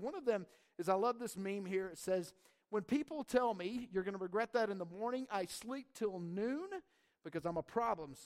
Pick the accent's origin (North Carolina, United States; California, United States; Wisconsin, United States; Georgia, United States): Georgia, United States; North Georgia Mountains, United States; moved away; I grew up in the South, actually in the North Georgia Mountains